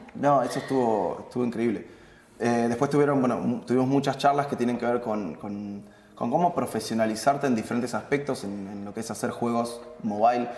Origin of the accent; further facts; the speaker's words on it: La Plata, Buenos Aires Province, Argentina; also born or lived in Singapore; yo soy, de La Plata